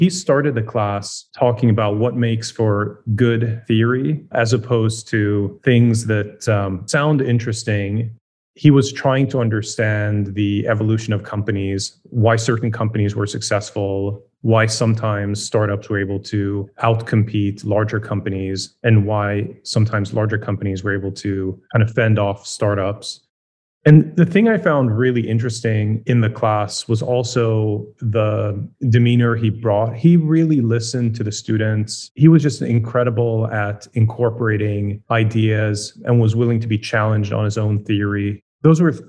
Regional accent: Sweden; moved away; I grew up in Sweden

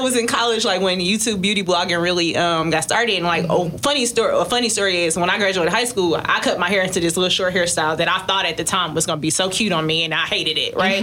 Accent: Detroit, Michigan, United States; I'm from Detroit, so I'm mm-hmm. from like the black hair capital almost.

